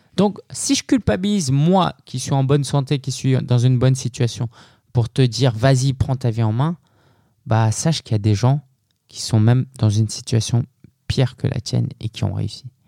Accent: France; je suis né en France

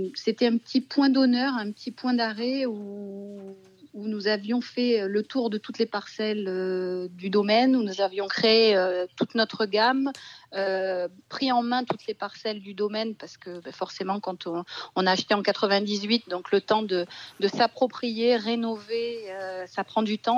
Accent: Bordeaux, Nouvelle-Aquitaine, France; now in Roussillon, France; Je suis bordelaise

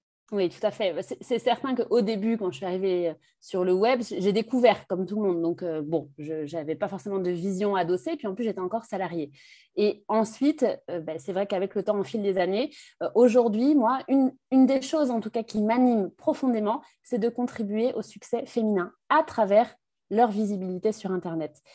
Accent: Brittany, France; also born or lived in Capbreton; now in Bordeaux, France; je suis, euh, bretonne d'origine

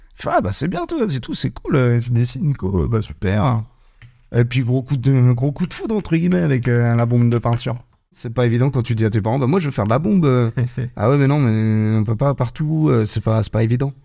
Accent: Rezé, Pays de la Loire, France; now in Nantes, France; j'ai grandi à Rosé au niveau de la Blordière

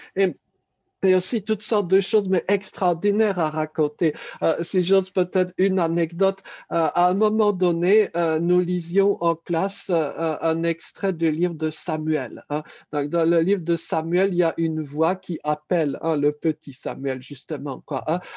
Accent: Paris, Île-de-France, France; Je suis né à Paris

